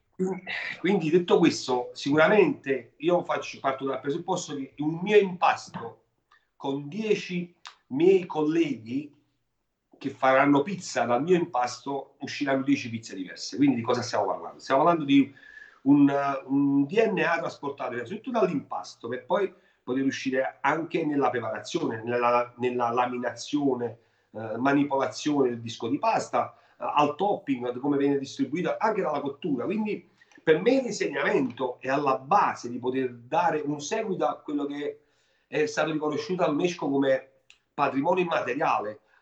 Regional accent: Naples, Campania, Italy; io napoletano

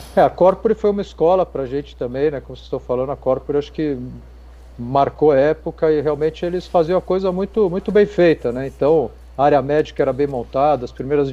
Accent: São Paulo, Brazil; moved away as an adult; also born or lived in Piracicaba; eu achava que eu tinha que sair de São Paulo de qualquer jeito, sou paulistano

